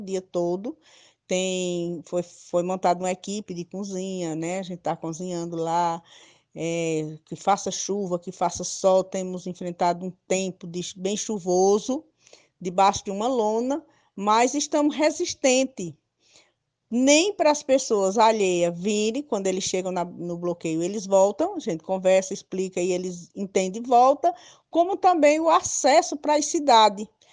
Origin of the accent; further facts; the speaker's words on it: Nazário village, near Ibimirim, Pernambuco, Brazil; próximo da minha aldeia, que é a Nazário, a primeira aldeia, que um saída para Ibimirim